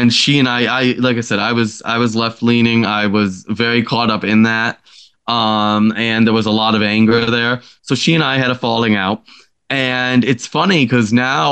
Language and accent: English; upstate New York, United States; upstate New York has a lot of beautiful area. And I just honestly, I don't want to leave it, you know, it's my home. It's where I grew up.